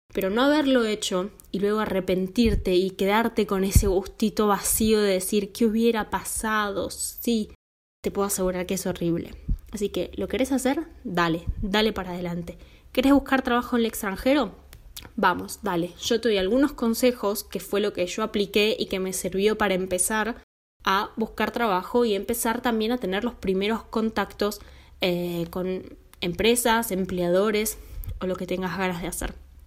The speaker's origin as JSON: {"language": "Spanish", "country": "Argentina", "also_born_or_lived": "Finland", "moved": "as an adult", "lives_now": "Italy", "said": "vivo en Italia, soy argentina"}